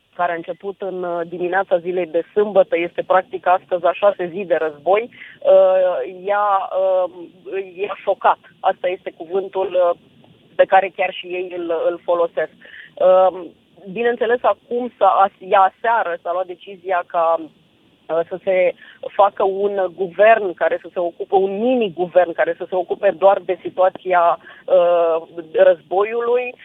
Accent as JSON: {"language": "Romanian", "country": "Romania", "said": "sunt din România"}